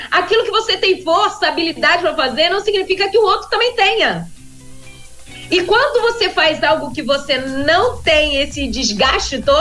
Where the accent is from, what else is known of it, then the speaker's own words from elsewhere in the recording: Vila Velha, Espírito Santo, Brazil; moved away; indo agora de volta pra minha terra. Hoje ah, à noite é. eu volto pra Vila Velha.